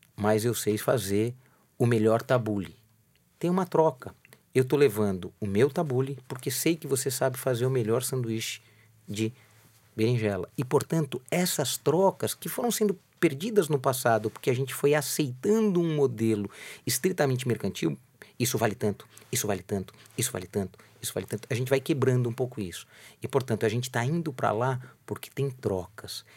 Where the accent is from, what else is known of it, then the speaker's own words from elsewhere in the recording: São Paulo, Brazil; eu nasci é, praticamente na Praça da República